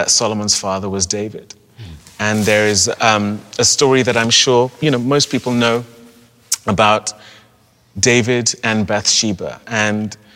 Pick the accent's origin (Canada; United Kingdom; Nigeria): Nigeria; also born or lived in Europe; now in United States; as a Nigerian from a country that has dealt with the repercussions of colonialism, or as someone who has lived in Europe